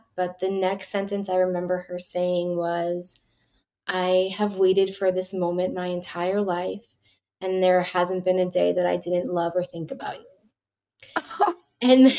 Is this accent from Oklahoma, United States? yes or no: no; New York City, New York, United States; born there; I was born in Lenox Hill Hospital